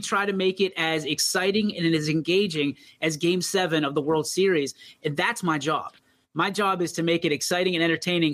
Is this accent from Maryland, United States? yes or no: no; East Palestine, Ohio, United States; I'm actually an East Palestine kid. You know, born okay. and raised a Bulldog